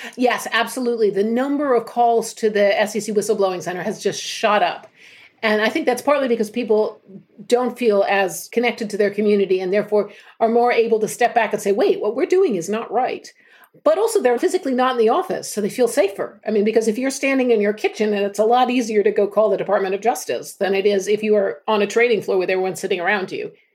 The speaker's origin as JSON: {"language": "English", "country": "United States", "moved": "as an adult", "lives_now": "United Kingdom", "said": "being American"}